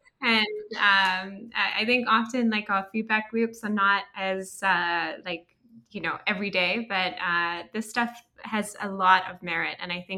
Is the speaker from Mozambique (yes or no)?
yes; Mozambique; also born or lived in Swaziland / Lesotho / Kenya / Liberia; So I think partly because I grew up in Africa, my parents met in Sudan. So I grew up in Mozambique, Swaziland, Lesotho, Kenya, Liberia, they kept moving.